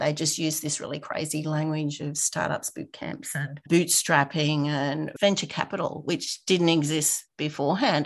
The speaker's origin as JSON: {"language": "English", "town": "Rockhampton", "region": "Queensland", "country": "Australia", "tie": "born or raised there", "moved": "as an adult", "lives_now": "Brisbane, Australia", "said": "I grew up in a regional town. So I am from Rockhampton, so eight hours north. Lived there for about 25 years before I moved out and came to Brisbane."}